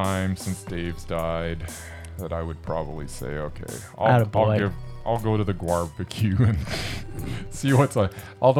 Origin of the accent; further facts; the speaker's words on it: Canada; I'm from Canada.